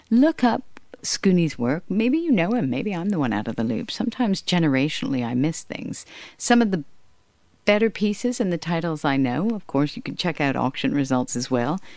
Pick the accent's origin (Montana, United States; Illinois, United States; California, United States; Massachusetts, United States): California, United States; Hollywood; a lot of Hollywood connections. Uh, not through any thing other than being around them, uh, like growing up in Hollywood